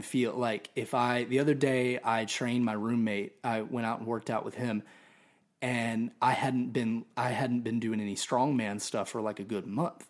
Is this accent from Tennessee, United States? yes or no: yes; Nashville, Tennessee, United States; also born or lived in Orlando, Florida; I was born in Orlando, um, but I claim Nashville because we moved back